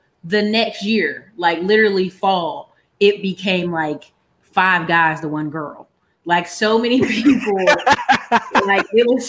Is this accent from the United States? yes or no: yes; Alaska, United States; So the best way to explain it is I am a military kid. Parents both did military. Mom did 26 years. So they got to live in some really cool places. My brother got Germany and all this other stuff overseas. But by the time we were born, we got Alaska